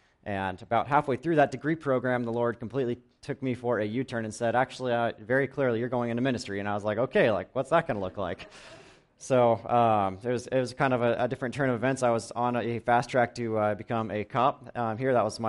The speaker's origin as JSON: {"language": "English", "town": "Ramona", "region": "California", "country": "United States", "tie": "born or raised there", "said": "I grew up in Ramona from about the age of 4 until now. We still live on my parents' 10 acres on the west side of town"}